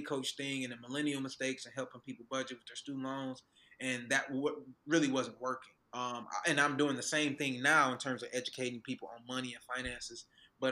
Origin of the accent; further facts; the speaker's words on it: Detroit, Michigan, United States; moved away as an adult; now in Atlanta, United States; I'm from Detroit. So I moved back to Detroit